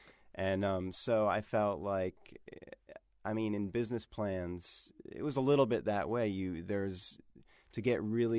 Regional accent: Bethesda, Maryland, United States; also born or lived in Washington, D.C.; Or Bethesda, Maryland, just outside of D.C.

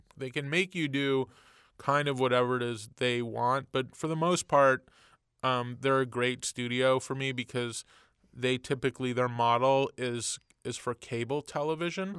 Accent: Montreal, Quebec, Canada; moved away; I grew up in Canada and Montreal, and in the eighties

